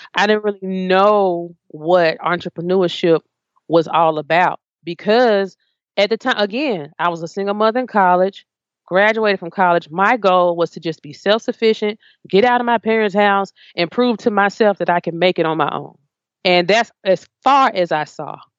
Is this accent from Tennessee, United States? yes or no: yes; Memphis, Tennessee, United States; I grew up in Memphis